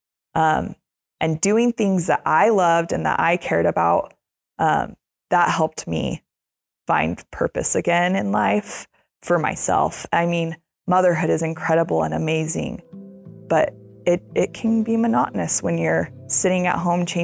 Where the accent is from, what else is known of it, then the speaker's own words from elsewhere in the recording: Utah, United States; I grew up in Utah